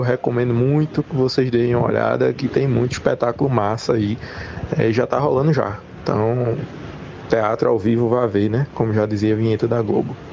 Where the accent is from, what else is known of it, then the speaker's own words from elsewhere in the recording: Goiana, Pernambuco, Brazil; Eu sou de Goiânia, Goiânia não é interior